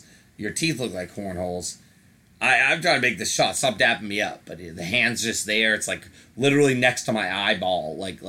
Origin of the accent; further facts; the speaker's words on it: Georgia, United States; I'm from Georgia.